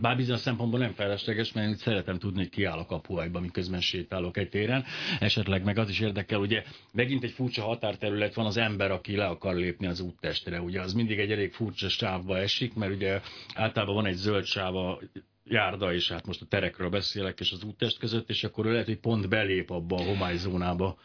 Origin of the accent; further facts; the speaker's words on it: Hungary; mint magyarok